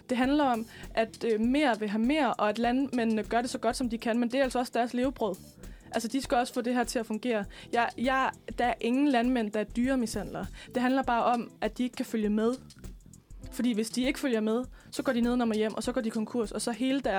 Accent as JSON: {"language": "Danish", "region": "West Jutland", "country": "Denmark", "said": "altså nu kommer jeg selv fra Vestjylland, og øh, størstedelen af min familie har på en eller anden måde noget med landbrug at gøre"}